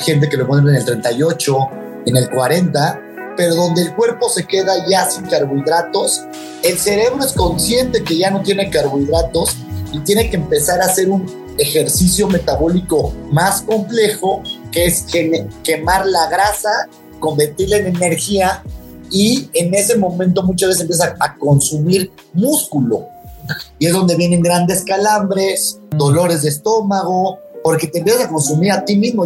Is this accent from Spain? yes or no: no; Mexico; como mexicano